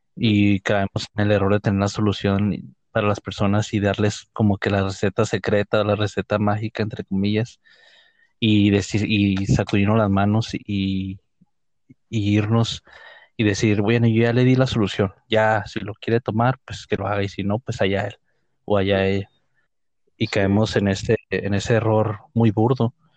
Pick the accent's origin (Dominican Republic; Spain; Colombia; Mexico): Mexico; Ciudad Juárez, Chihuahua; de esta ciudad donde somos nosotros, de Ciudad Juárez